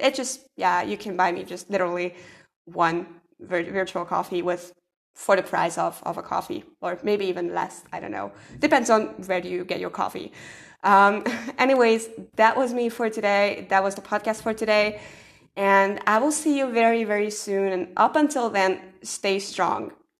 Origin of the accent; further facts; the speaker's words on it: Hungary; I'm from Hungary